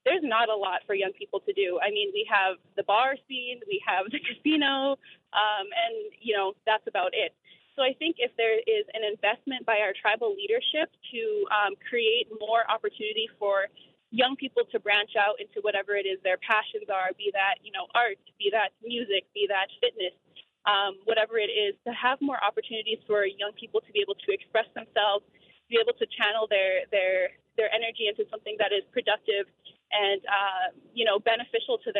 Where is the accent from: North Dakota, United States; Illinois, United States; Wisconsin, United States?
North Dakota, United States; Turtle Mountain Band of Chippewa; I'm from the Turtle Mountain Band of Chippewa here in North Dakota.